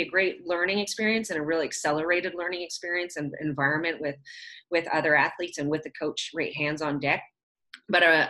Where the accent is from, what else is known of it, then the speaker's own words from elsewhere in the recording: southern Alberta, Canada; I grew up actually in southern Alberta. I'm Canadian